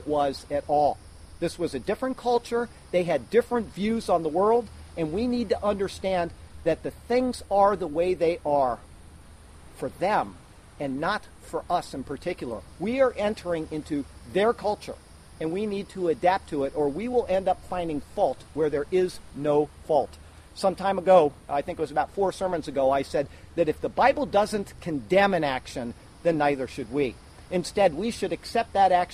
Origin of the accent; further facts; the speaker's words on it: United States; me as an American